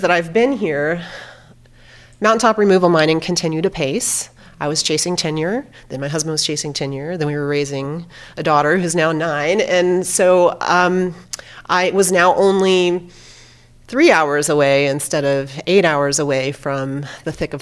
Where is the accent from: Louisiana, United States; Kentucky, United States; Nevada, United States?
Kentucky, United States; Louisville; I grew up in Louisville, Kentucky